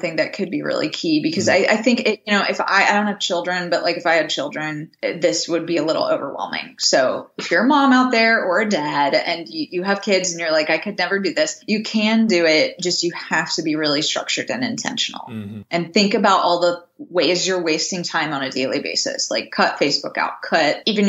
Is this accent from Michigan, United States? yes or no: no; Indiana, United States; now in New England, United States; where I live versus where I grew up in Indiana